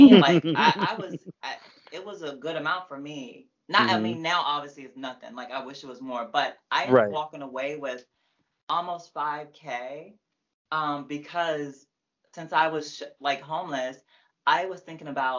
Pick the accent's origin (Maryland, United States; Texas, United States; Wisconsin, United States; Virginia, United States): Maryland, United States; Prince George's County; also born or lived in Laurel, Maryland / New Carrollton, Maryland / Fairmount Heights, Maryland; I'm from PG